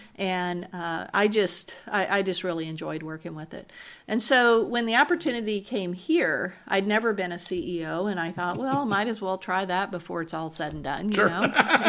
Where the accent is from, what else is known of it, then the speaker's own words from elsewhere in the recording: Louisiana, United States; So I grew up in South Louisiana.